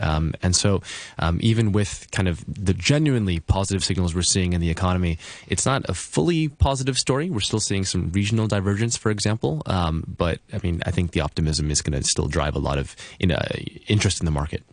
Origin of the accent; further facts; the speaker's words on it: United States; being an American